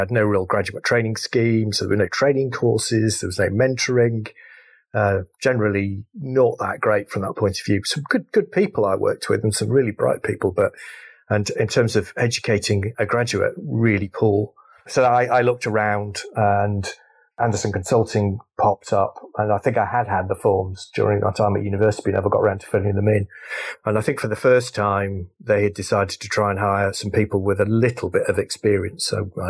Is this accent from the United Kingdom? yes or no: yes; North West England, United Kingdom; Okay, great. So I grew up in Cheshire, went to a local grammar school called Sandbach.